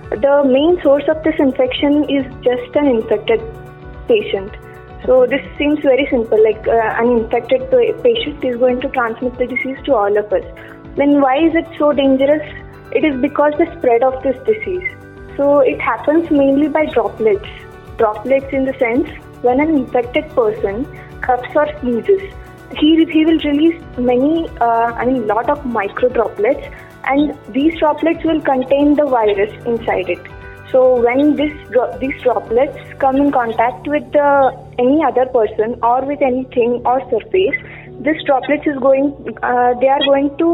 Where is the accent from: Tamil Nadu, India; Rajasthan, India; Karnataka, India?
Karnataka, India; Hubli; I am from Hubli, Karnataka.